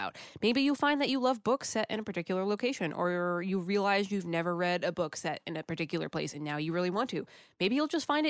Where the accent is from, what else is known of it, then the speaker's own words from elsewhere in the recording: United States; Being an American